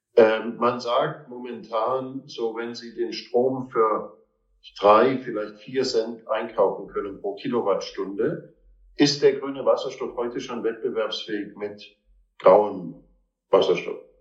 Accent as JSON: {"language": "German", "country": "Austria", "said": "als Österreicher"}